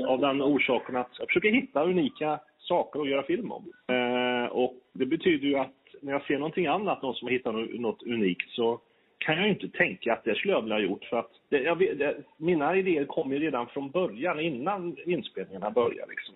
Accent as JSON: {"language": "Swedish", "town": "Kil", "region": "Värmland", "country": "Sweden", "said": "Jag är från Kil i Värmland"}